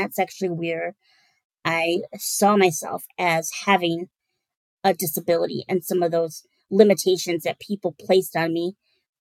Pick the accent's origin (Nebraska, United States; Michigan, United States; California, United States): Michigan, United States; Holland; also born or lived in Kalamazoo, Michigan; I am born and raised in West Michigan, Holland